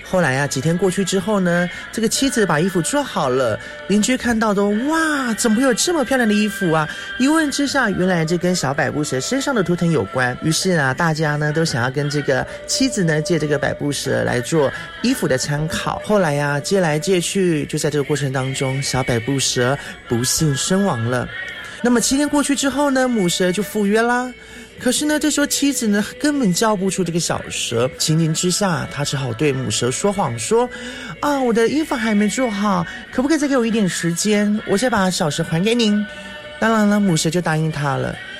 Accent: Yanping Township, Taitung County, Taiwan; 我是来自台东延平乡巴士高部落的

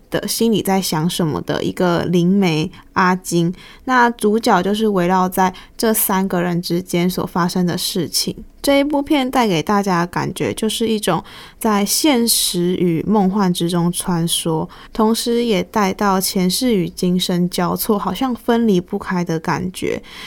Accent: Taiwan; 虽然作为一个台湾人，不是泰国人

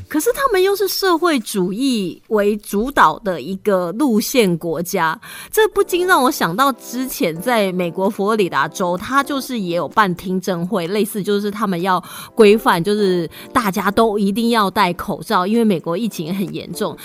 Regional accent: Taiwan; 是让我们台湾人会觉得，啊，不会吧？

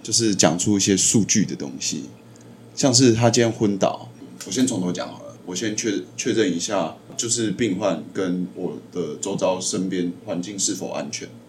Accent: Taiwan; 我自己也是台湾人，我念的学校就是南部学校

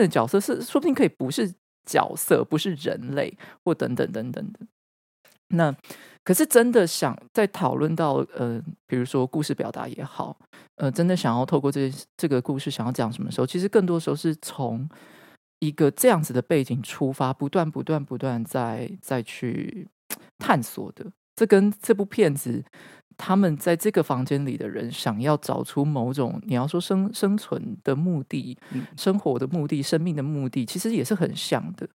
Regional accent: Taichung, Taiwan; 因为我是台中人

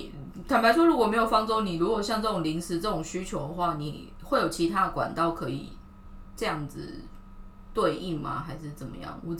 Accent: southern Taiwan, Taiwan; 因为我们家是南部人，可是她身材其实又算比较高大一点

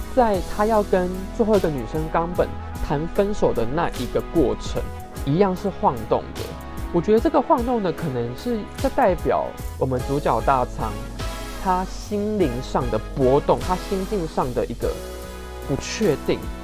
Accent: Taiwan; 我们台湾人

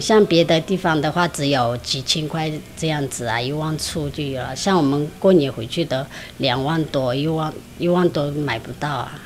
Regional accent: Kunlong, Shan State, Myanmar; moved away as an adult; now in Shulin, Taiwan; 来自缅甸，巩龙

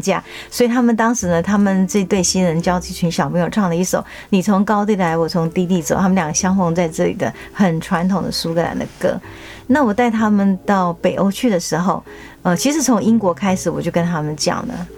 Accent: Tainan, Taiwan; 因为我是台南台的教育协会的监事，我们做很多台日交流

